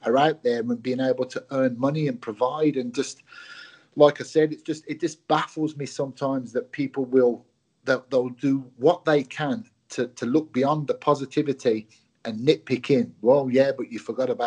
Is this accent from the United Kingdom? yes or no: yes; England, United Kingdom; also born or lived in Glasgow, Scotland; I moved down to England as a young boy, went to school and lived, you know, the vast majority of my life up till now, obviously, in England